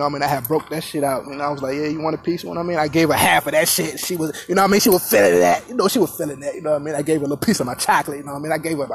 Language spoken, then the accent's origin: English; Virginia, United States; I was in Virginia, my hometown, Virginia